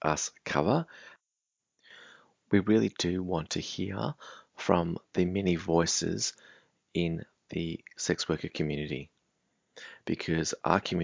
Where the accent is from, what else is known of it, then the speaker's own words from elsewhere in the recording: Australia; Even though I grew up in Australia, I'm a person of color